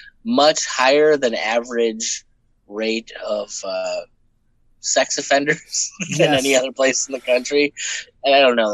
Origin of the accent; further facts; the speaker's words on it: New York, United States; moved away; I grew up in New York State.